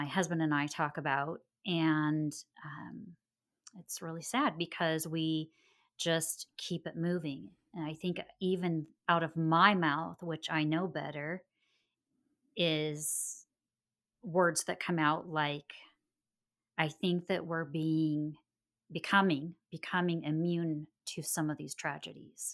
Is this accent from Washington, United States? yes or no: no; Springfield, Oregon, United States; moved away as an adult; also born or lived in Southern California; now in Texas, United States; I'm actually originally from Springfield, Oregon